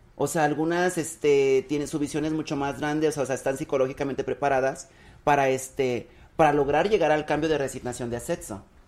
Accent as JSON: {"language": "Spanish", "area": "Zacacoyula", "region": "Guerrero", "country": "Mexico", "moved": "yes", "lives_now": "Mexico City, Mexico", "said": "Yo soy de un lugar que se llama Zacacoyuca Guerrero"}